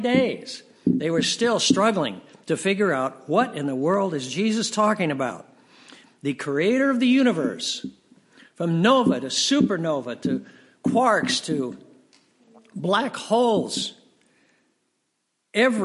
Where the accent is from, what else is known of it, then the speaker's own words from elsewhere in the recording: United States; As an American